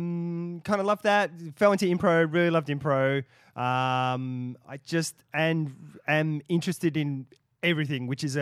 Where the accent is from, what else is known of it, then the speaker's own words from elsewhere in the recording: Australia; also born or lived in England; I was born in England. A Dutch mum, Scottish dad, moved to Australia when I was under 1 year old.